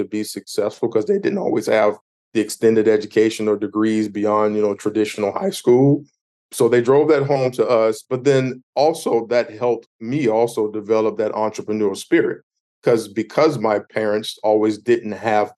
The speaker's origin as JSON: {"language": "English", "town": "Myrtle Beach", "region": "South Carolina", "country": "United States", "tie": "born or raised there", "said": "I grew up in Myrtle Beach, South Carolina."}